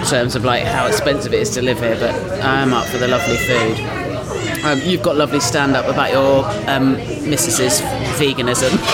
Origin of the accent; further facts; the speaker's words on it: Dorset, South West England, United Kingdom; moved away as an adult; also born or lived in South East London; now in London, United Kingdom; I grew up in Dorset. But I came here for uni